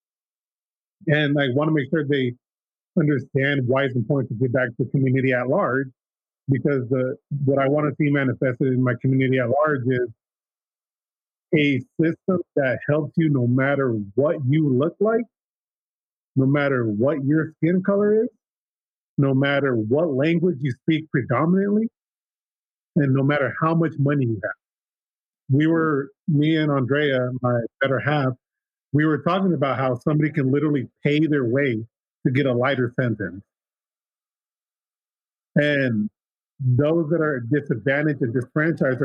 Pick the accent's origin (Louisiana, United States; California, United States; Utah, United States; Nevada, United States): California, United States; San Diego; now in San Jose, United States; I was born in San Diego, California